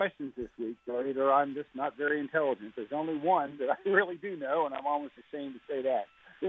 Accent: Maryland, United States; No, I'm from Maryland.

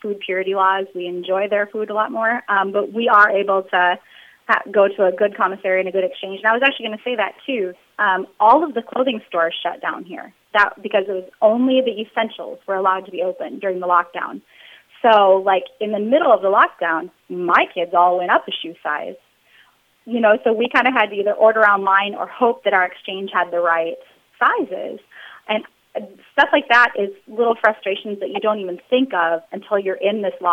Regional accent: Minnesota, United States; moved away as an adult; also born or lived in Arkansas; we're from Minnesota originally, but we were stationed in Arkansas for like 9 years

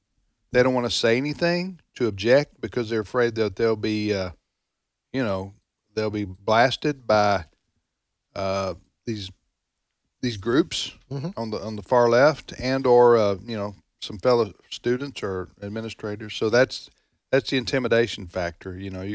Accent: the South, United States; I'm a Southerner myself, but I've traveled the country

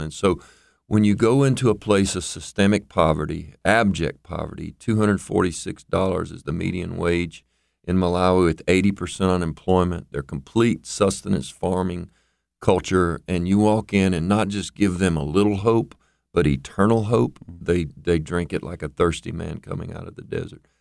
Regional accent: United States; as an American

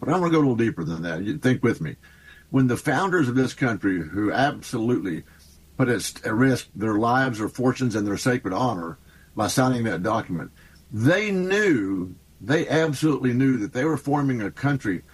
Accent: Texas, United States; I'm a Texan. You know, you know how conservative we are

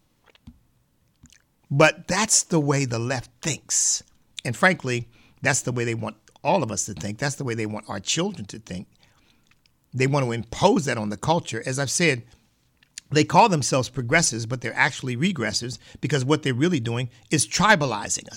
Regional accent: Pennsylvania, United States; I grew up in Pennsylvania

